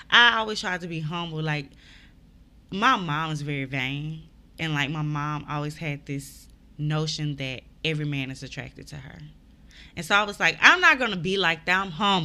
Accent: Mobile, Alabama, United States; I'm from Mobile

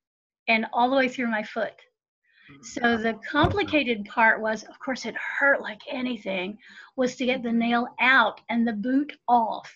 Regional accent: Southern Highlands of Appalachia, United States; I am of this place and in this place.

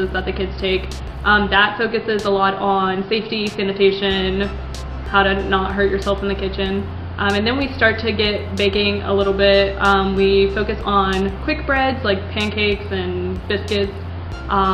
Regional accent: Parkersburg, West Virginia, United States; I didn't want to stay in West Virginia. I didn't want to like be in my hometown

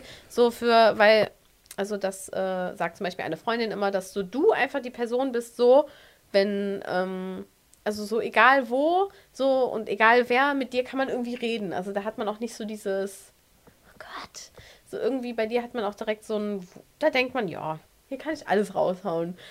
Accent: Aachen, North Rhine-Westphalia, Germany; Wir kommen übrigens aus Aachen

